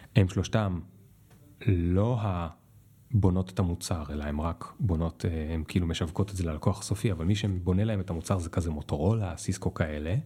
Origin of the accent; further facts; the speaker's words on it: Israel; אני בתור ישראלי